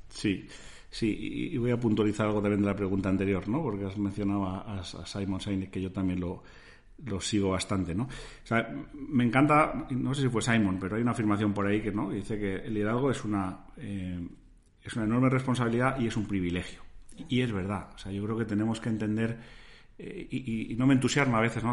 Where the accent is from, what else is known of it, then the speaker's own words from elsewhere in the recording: Spain; cómo nos ven a los españoles